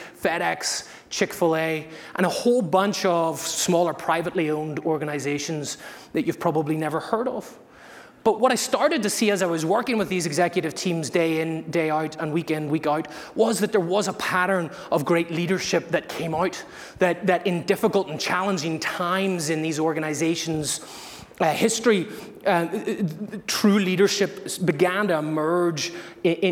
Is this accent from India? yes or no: no; Belfast, Northern Ireland, United Kingdom; moved away as an adult; also born or lived in Massachusetts, United States; now in United States; I'm from Ireland. I'm from Belfast in the north